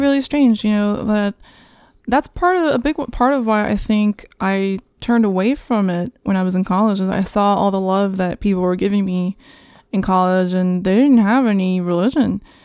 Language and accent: English; New York, United States; also born or lived in Santo Domingo, Dominican Republic; I was, uh, raised here in New York